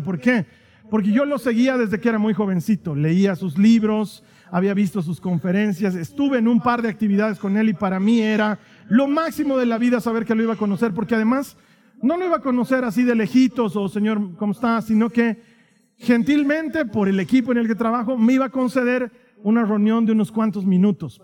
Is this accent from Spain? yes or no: no; Bolivia; vengo de Bolivia